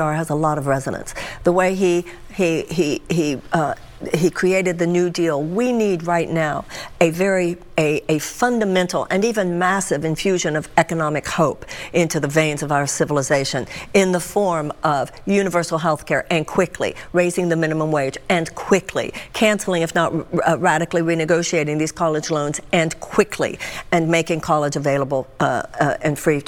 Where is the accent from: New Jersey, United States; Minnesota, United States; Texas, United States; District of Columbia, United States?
Texas, United States; also born or lived in California / New York / Michigan; now in Des Moines, United States; I was born and raised in Texas